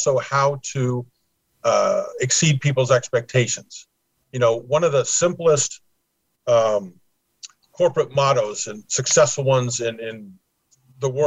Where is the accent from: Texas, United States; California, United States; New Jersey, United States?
California, United States; Los Angeles; moved away as an adult; also born or lived in Pasadena; now in Florida, United States; grew up in Los Angeles, moved to Florida in 2006